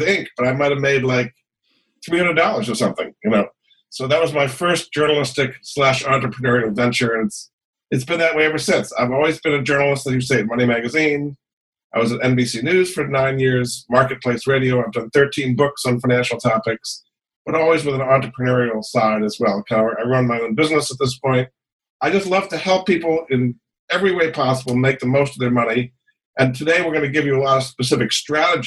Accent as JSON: {"language": "English", "region": "Rhode Island", "country": "United States", "tie": "born or raised there", "said": "I grew up in Rhode Island."}